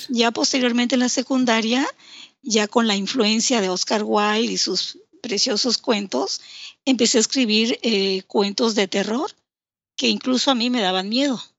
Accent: Villahermosa, Tabasco, Mexico; also born or lived in Mérida, Yucatán; nací en Mérida, Yucatán, pero siempre he radicado aquí en Tabasco.

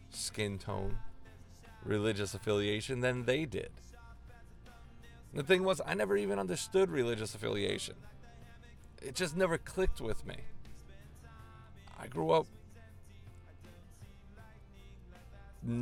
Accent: Long Island, New York, United States; I grew up on Long Island

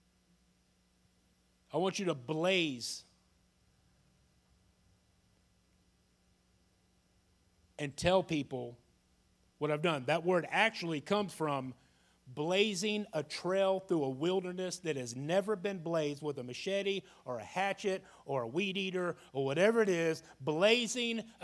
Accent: Jacksonville, Florida, United States; I was a young man born and raised in Jacksonville, Florida, went to school in Jacksonville, graduated from Ed White High School

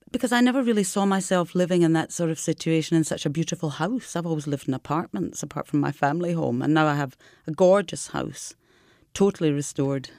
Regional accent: Scotland, United Kingdom; now in Marche, Italy; as a Scottish person

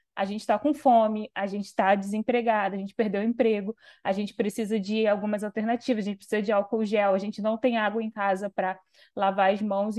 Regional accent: Rio de Janeiro, Brazil; Vila Kennedy, né, que é o lugar Sim. onde eu cresci. Eu não, não, moro mais lá, mas eu cresci lá

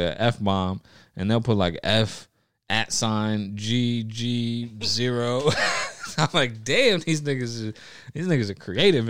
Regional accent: New York City, New York, United States; I was born in North Bronx Hospital

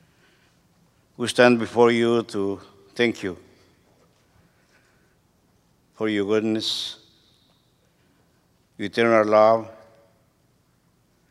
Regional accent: Peru; moved away as an adult; also born or lived in Guatemala / Harlingen, Texas / Houston, Texas; now in United States; I'm from Peru

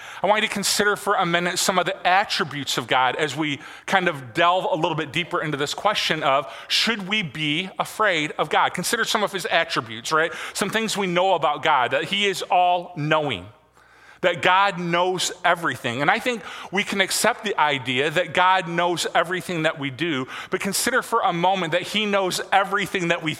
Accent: Michigan, United States; growing up in Michigan

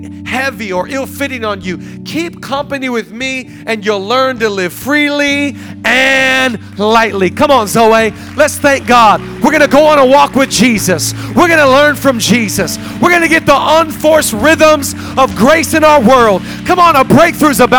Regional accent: Seattle, Washington, United States; now in Los Angeles, United States; I'm from Seattle, and we couldn't go on walks because it rained.

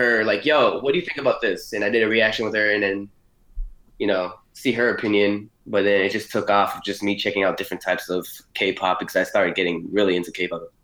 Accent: Miami, Florida, United States; Born in Miami, Florida

